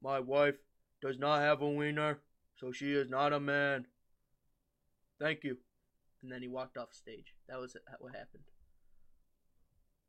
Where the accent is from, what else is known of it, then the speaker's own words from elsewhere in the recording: United States; I'm American.